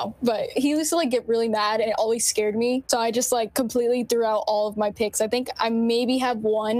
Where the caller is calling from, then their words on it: New Jersey, United States; We're all in different areas of Central Jersey